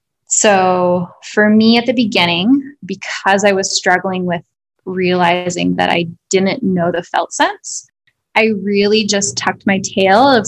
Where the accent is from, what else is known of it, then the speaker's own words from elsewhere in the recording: South Dakota, United States; moved away; also born or lived in Denver; I grew up in South Dakota